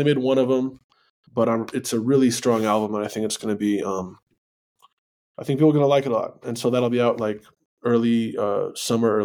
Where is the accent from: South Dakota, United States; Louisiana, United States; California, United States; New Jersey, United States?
New Jersey, United States; moved away as an adult; also born or lived in New York City / Kansas; now in New Mexico, United States; I grew up in New Jersey